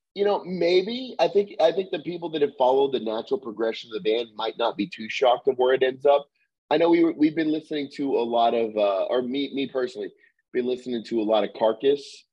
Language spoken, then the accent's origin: English; Little Rock, Arkansas, United States; we're from Arkansas, from Little Rock, Arkansas